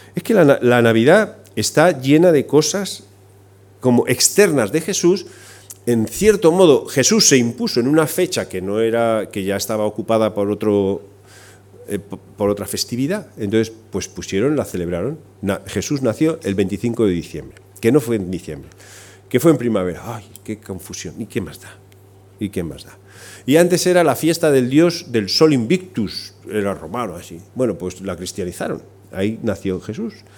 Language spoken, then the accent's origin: Spanish; Spain; en España somos